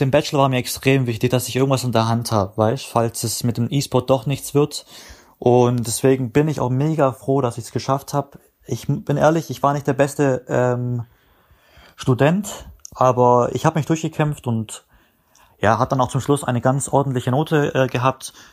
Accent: Baden-Württemberg, Germany; weil ich halt ein guter Spieler bin aus Baden-Württemberg

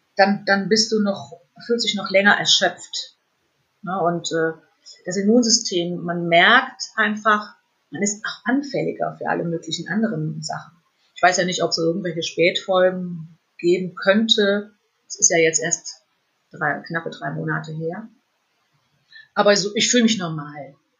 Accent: Fulda, Hesse, Germany; moved away; in meine alte Heimat nach Fulda

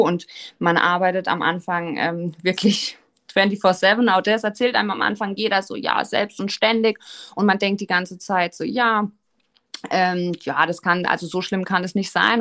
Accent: Offenburg, Baden-Württemberg, Germany; also born or lived in Switzerland; Ich komme aus Offenburg.

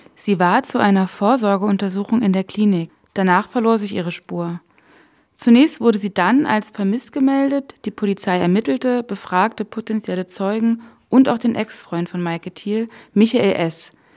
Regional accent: near Königs Wusterhausen, Brandenburg, Germany; Ich selbst bin auch in Brandenburg geboren und in der Nähe von Königs Wusterhausen aufgewachsen.

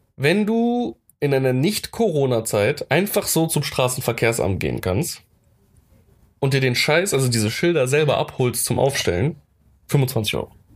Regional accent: Germany; als Deutscher

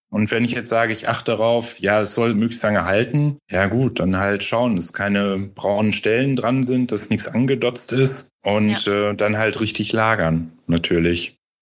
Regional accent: North Rhine-Westphalia, Germany; moved away; ich komme aus Ostwestfalen ursprünglich

